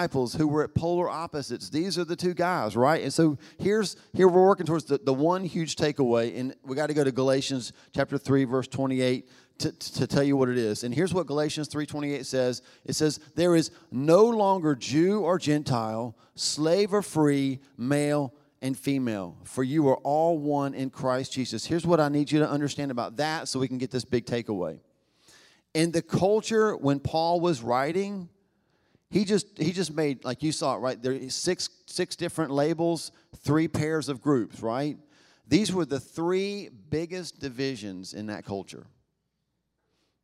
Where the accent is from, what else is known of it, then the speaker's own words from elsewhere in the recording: United States; being American